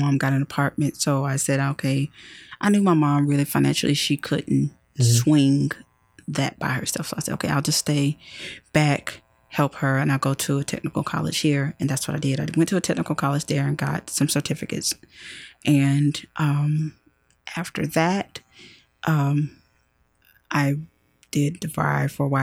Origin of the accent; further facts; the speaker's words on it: Rome, Georgia, United States; moved away as an adult; now in Atlanta, United States; I'm from Rome, Georgia